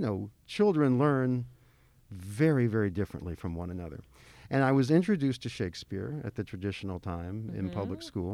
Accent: Memphis, Tennessee, United States; I was born and raised in Memphis

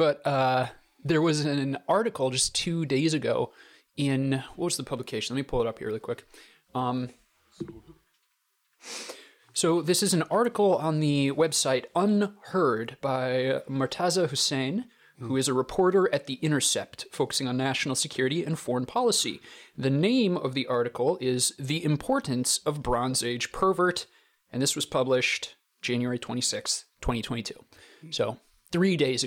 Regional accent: South Dakota, United States; I'm from South Dakota.

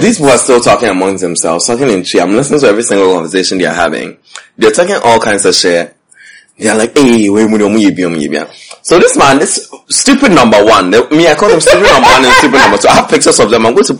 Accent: New York City, New York, United States; I said, I'm from New York. So you know how my accent was A1.

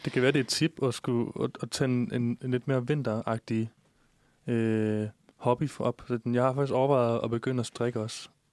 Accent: Odense, Southern Denmark, Denmark; moved away; når jeg er hjemme i Odense, jeg kommer fra Odense

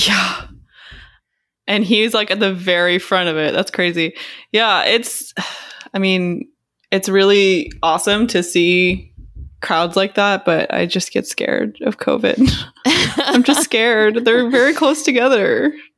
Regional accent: Texas, United States; I grew up in Texas

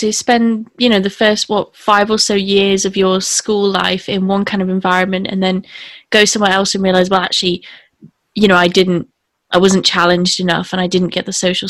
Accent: United Kingdom; being a British person

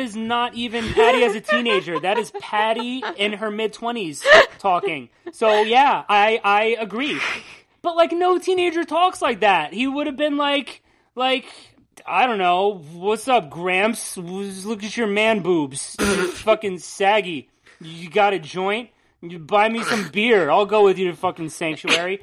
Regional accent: New Jersey, United States; We're from New Jersey, and there are Hicks here too.

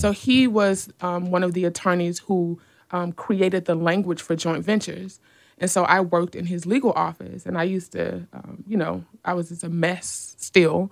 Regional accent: Decatur, Georgia, United States; I grew up in Decatur, Georgia

